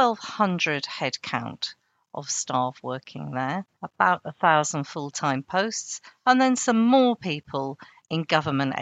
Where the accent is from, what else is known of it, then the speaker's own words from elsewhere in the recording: Rochester, South East England, United Kingdom; also born or lived in Malta; I grew up in Rochester